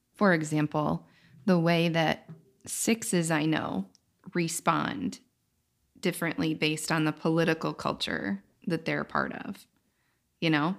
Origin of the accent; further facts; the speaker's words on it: United States; my experience as a woman in America